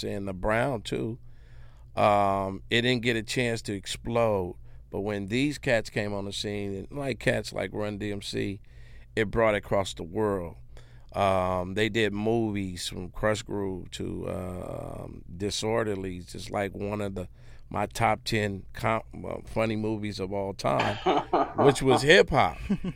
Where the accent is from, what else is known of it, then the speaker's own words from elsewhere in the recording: California, United States; we come from California